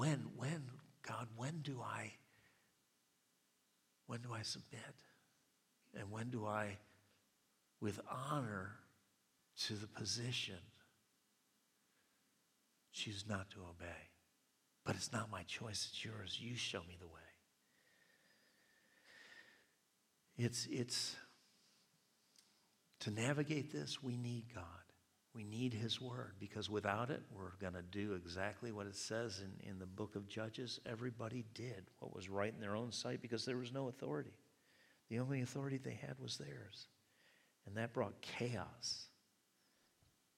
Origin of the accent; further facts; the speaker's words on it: United States; I'm an American too